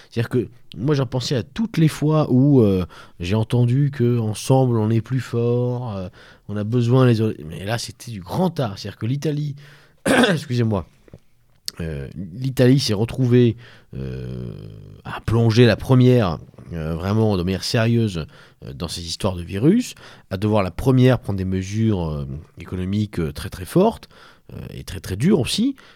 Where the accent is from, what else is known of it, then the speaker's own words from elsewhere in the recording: France; je suis français, ah, monsieur. Côté de la Bourgogne, euh, sud